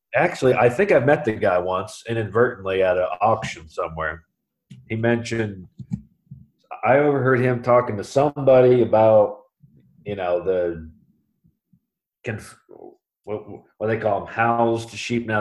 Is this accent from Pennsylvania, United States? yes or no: no; Columbus, Ohio, United States; now in Mount Vernon, United States; I'm originally from Columbus, Ohio, and I now live in Mount Vernon, Ohio, with my wife Katie. Um, originally, we you know we both actually grew up in Columbus.